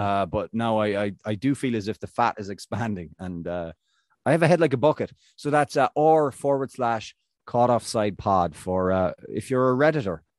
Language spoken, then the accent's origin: English; Ireland; I'm Irish